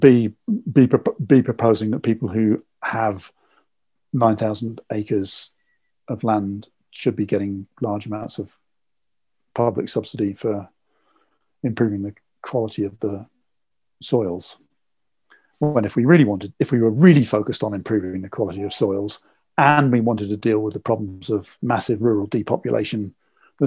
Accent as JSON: {"language": "English", "region": "England", "country": "United Kingdom", "said": "I'm English"}